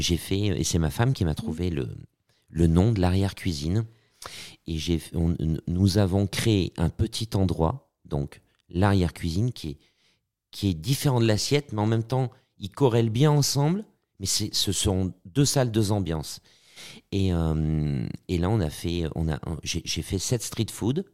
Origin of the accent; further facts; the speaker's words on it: Auvergne-Rhône-Alpes, France; now in Paris, France; moi, je suis auvergnat. Euh, je me sens aussi beaucoup parisien, mais je, je suis auvergnat parce que je suis un, un bougnat, un bougnat de Paris.